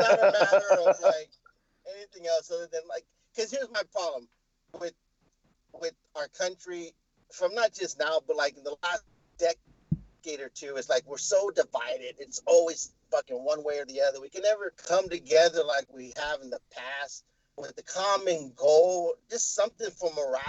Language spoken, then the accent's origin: English; United States; I'm American. That's what I am